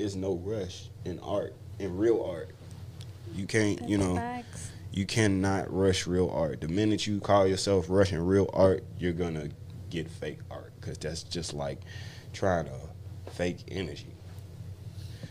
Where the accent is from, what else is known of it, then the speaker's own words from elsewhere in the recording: Midwest, United States; I'm from the Midwest and I'm a real blue, authentic blue line baby